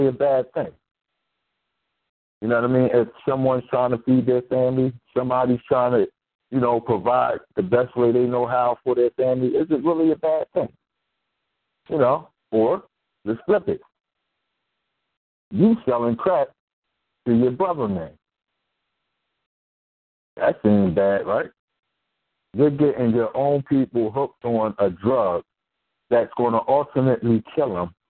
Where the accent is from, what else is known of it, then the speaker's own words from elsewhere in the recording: Philadelphia, Pennsylvania, United States; I was raised in North Philly. Born and raised.